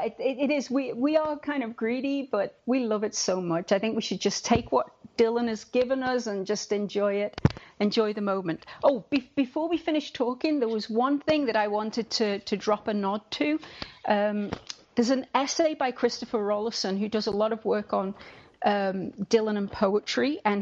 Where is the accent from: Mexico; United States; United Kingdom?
United Kingdom; I'm British